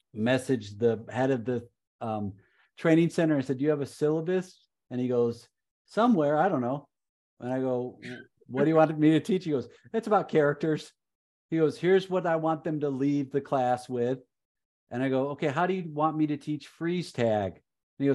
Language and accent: English; Chicago, Illinois, United States; moved away; I'm from Chicago originally